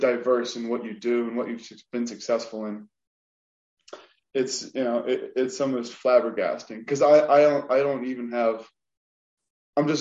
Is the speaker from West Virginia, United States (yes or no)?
yes; Wheeling, West Virginia, United States; I come from Wheeling, West Virginia